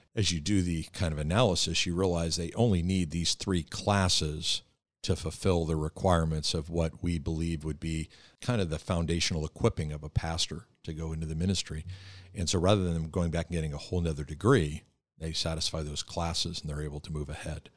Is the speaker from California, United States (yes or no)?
no; Philadelphia, Pennsylvania, United States; we're both from the Philadelphia area